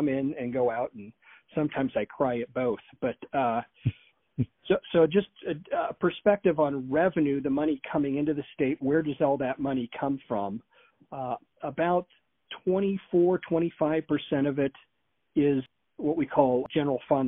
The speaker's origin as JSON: {"language": "English", "town": "Beaverton", "region": "Oregon", "country": "United States", "tie": "born or raised there", "also_born_or_lived": "Klamath County, Oregon", "said": "I was raised in Beaverton, Oregon, back in the 70s and 80s, graduated from Sunset High School"}